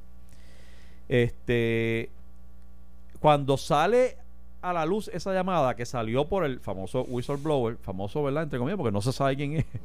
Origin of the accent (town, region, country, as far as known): Puerto Rico